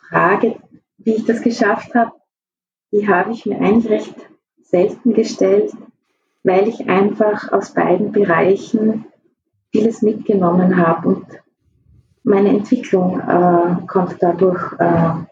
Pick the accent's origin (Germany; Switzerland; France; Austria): Austria; Tyrol; Ja, ich bin eigentlich im Hotel aufgewachsen. Ähm, wie ich vier Jahre alt war, haben sich meine Eltern in Osttirol selbstständig gemacht